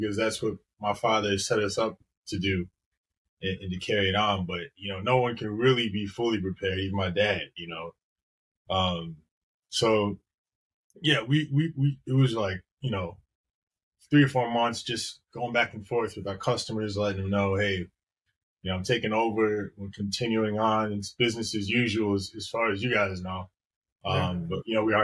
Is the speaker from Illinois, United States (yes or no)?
yes; Chicago, Illinois, United States; moved away as an adult; now in Florida, United States; We're from Chicago